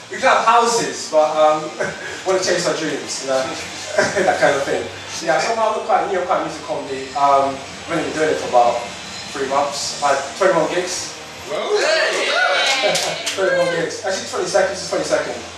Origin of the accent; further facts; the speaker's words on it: Harrow, London, United Kingdom; I'm born Harris Harrow, so Harrow's a shithole.